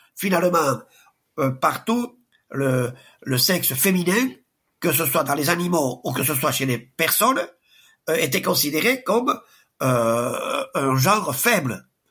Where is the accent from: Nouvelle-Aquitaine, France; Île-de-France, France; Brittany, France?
Nouvelle-Aquitaine, France; Sparin; now in Espelette, France; je suis pas né à Espelette, je suis né à Sparin.